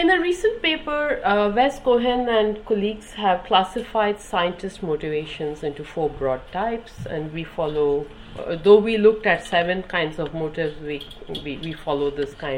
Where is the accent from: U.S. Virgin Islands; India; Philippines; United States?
India; moved away as an adult; now in United Kingdom; I grew up in India